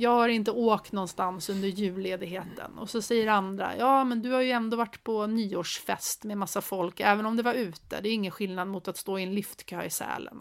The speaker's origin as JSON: {"language": "Swedish", "country": "Sweden", "said": "vi som svenskar är ju ganska förskonade"}